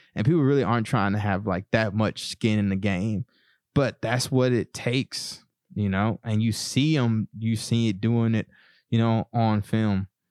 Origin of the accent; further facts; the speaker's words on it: East Texas, United States; growing up in East Texas